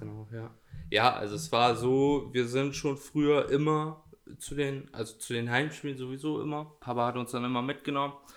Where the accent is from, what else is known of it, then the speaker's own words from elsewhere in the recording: Edewecht, Lower Saxony, Germany; ich komme nicht direkt aus dem Kern Edewecht, sondern aus Porzloge.